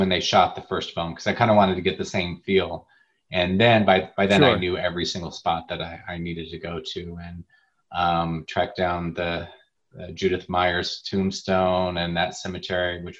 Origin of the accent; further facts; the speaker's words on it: Nebraska, United States; I'm from Nebraska